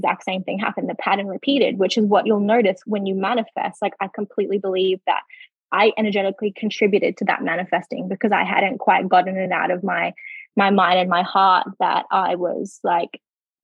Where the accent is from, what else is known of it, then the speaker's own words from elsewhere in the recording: Darwin, Northern Territory, Australia; moved away as an adult; now in Queensland, Australia; we bought the house together in Darwin, my hometown.